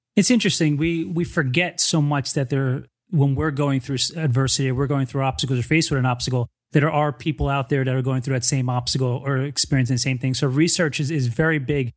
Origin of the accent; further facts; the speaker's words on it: New Jersey, United States; I'm from New Jersey.